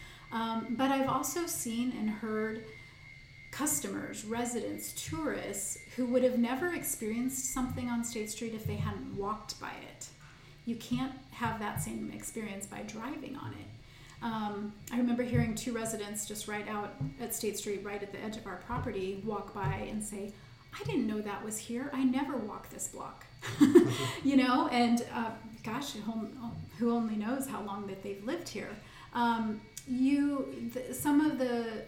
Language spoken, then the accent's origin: English; Nebraska, United States; now in Santa Barbara, United States; born and raised in Nebraska